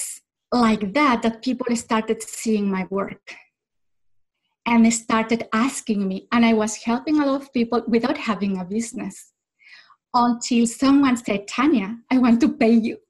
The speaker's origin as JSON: {"language": "English", "country": "Mexico", "also_born_or_lived": "French-speaking Switzerland", "first_language": "Spanish", "second_language": "English", "moved": "as an adult", "lives_now": "Switzerland", "said": "I am originally from Mexico and I live in the French part of Switzerland"}